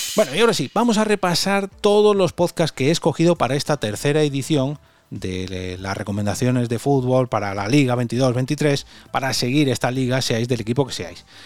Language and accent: Spanish; Madrid, Community of Madrid, Spain; soy de Madrid y el catalán no lo domino mucho